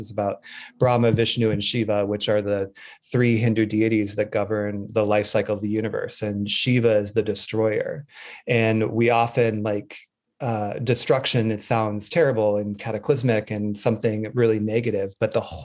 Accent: Wyoming, United States; I grew up in Wyoming

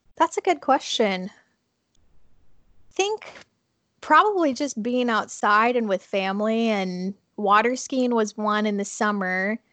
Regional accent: Minnesota, United States; moved away; I actually grew up in Minnesota and am living here again right now

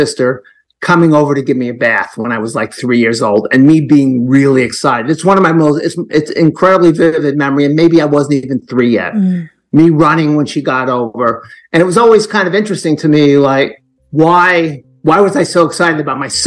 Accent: New York City, New York, United States; I was born in Brooklyn, New York

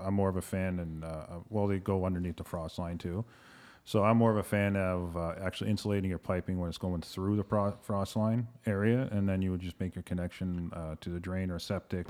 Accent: London, Ontario, Canada; moved away as an adult; now in Toronto, Canada; Graduated from Fanshawe College in London, Ontario, my hometown, born and raised.

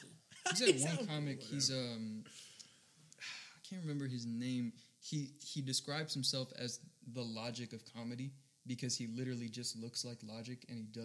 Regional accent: Hawaii, United States; now in Oklahoma, United States; I'm from Hawaii, right?

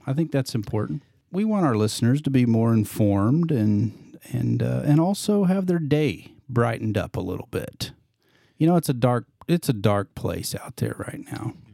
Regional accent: Indiana, United States; now in Missouri, United States; I was born and raised in Indiana

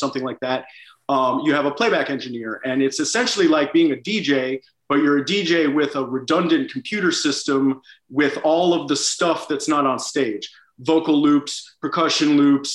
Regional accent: Washington, District of Columbia, United States; moved away as an adult; also born or lived in Boston / New York City / Los Angeles; now in London, United Kingdom; I'm from Washington. Yeah, I was born in Washington, D.C.

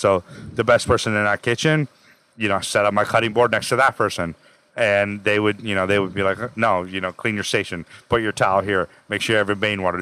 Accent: Placerville, California, United States; also born or lived in Houston, Texas; now in Los Angeles, United States; I grew up in Placerville, Northern California

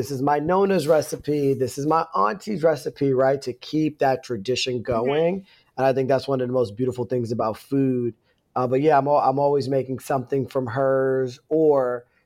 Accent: Northeast Pennsylvania, United States; moved away; growing up in Northeast Pennsylvania.

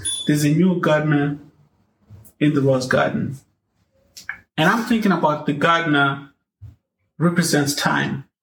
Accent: Zimbabwe; When I was growing up in Zimbabwe

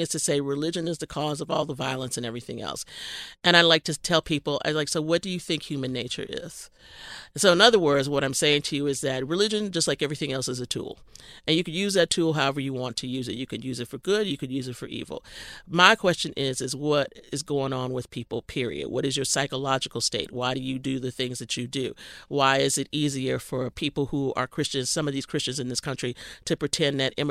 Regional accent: Texas, United States; I grew up in Texas

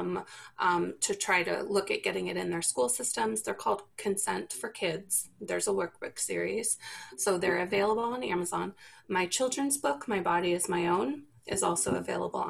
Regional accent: the South, United States; I'm from the South

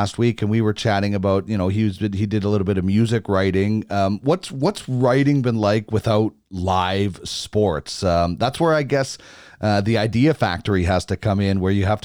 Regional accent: 2 hours outside of Winnipeg, Manitoba, Canada; I grew up 2 hours outside of Winnipeg

